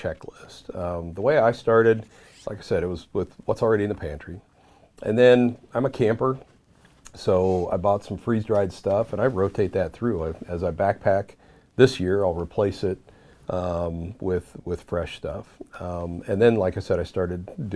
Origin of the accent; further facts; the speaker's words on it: Southeast, United States; Growing up in the Southeast